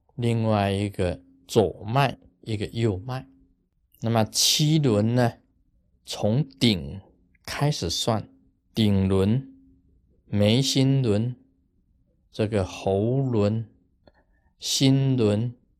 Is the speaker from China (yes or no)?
no; Taiwan; 我们台湾人